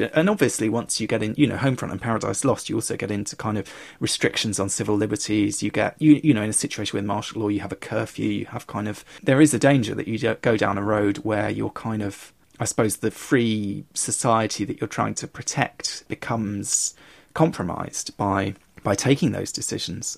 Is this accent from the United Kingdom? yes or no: yes; United Kingdom; growing up in Britain